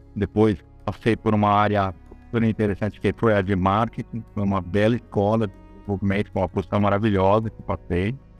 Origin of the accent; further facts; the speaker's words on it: São Paulo, Brazil; eu sou uma pessoa de São Paulo, capital. Eu moro em São Paulo, nasci em São Paulo